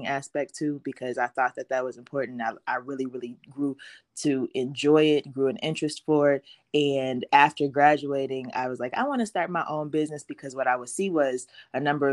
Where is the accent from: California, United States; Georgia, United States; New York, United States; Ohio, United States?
Ohio, United States; Cincinnati; I am from Cincinnati, Ohio